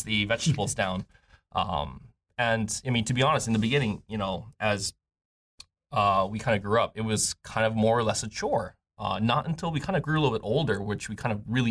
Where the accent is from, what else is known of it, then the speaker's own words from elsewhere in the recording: Honolulu, Hawaii, United States; both Rebecca and I, we both came from MIPAC, Mid-Pacific Institute, just over in Manoa side.